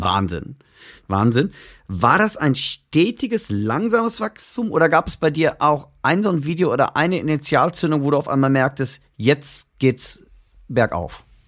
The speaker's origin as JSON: {"language": "German", "country": "Germany", "said": "weil wir sind Deutsche. Deutsch kann ich immer noch besser sprechen als Englisch"}